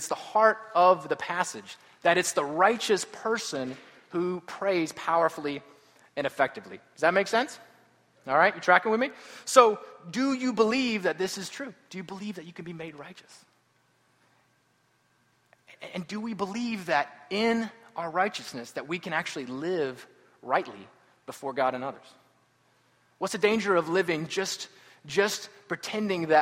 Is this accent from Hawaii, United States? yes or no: no; Atlanta, Georgia, United States; I'm from Atlanta